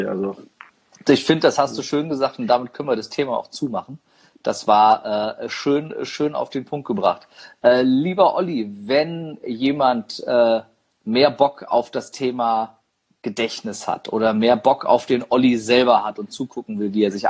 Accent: Niedernhausen, Hesse, Germany; da bin ich übrigens aufgewachsen in Niedernhausen.

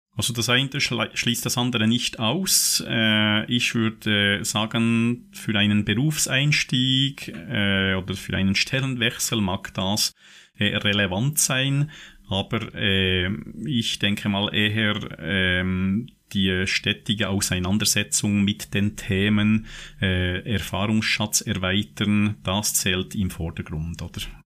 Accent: Switzerland; bei uns in der Schweiz

